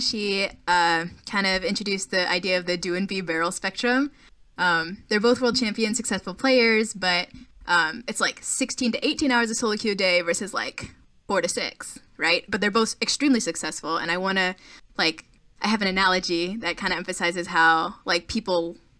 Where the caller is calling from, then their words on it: Orlando, Florida, United States; I am calling from Orlando.